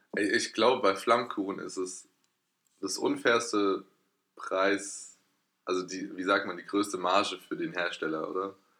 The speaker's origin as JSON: {"language": "German", "town": "Erlenbach", "country": "Germany", "said": "da wo ich herkomme, in Erlenbach"}